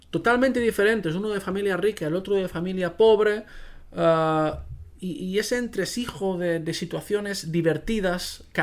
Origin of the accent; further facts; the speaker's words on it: Spain; first language Catalan; Spanish is a second language; Especialmente, pues en catalán, ¿no? Que es que es mi primera lengua.